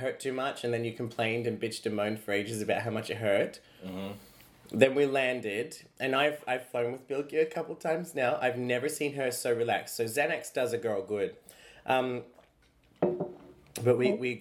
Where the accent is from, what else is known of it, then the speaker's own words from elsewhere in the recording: Australia; I am an Australian.